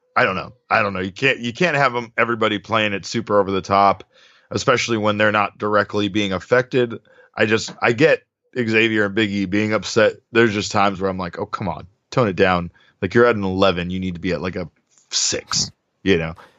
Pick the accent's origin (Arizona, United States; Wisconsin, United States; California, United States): Arizona, United States; Phoenix; this is my hometown